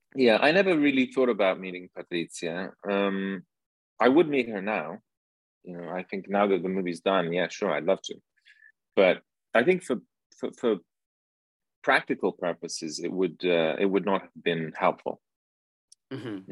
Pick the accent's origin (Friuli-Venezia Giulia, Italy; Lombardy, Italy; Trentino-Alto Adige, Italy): Lombardy, Italy; Milan; I grew up in Milan and my mother's a fashion designer